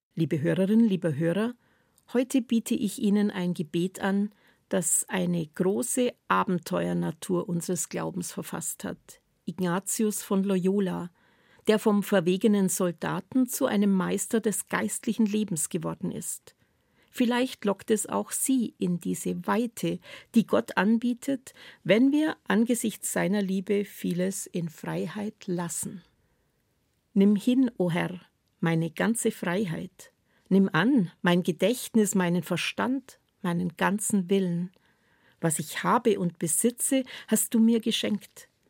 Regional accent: Swabia, Baden-Württemberg, Germany; In meiner Heimat sagt man gern, mit 40 werden die Schwaben gescheit

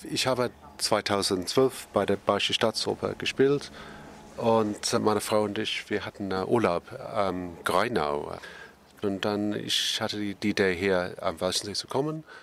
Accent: Northern England, United Kingdom; German is a second language; wir hatten immer Tannenbaum als Kind in Nordengland

